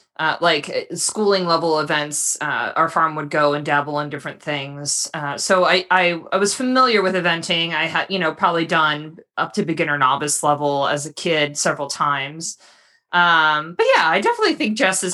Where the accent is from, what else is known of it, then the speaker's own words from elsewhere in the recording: Florida, United States; I grew up in Florida. I'm still here in Florida